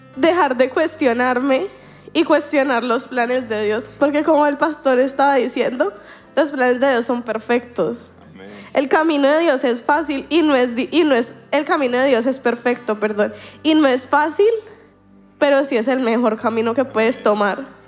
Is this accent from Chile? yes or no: no; Colombia; soy colombiana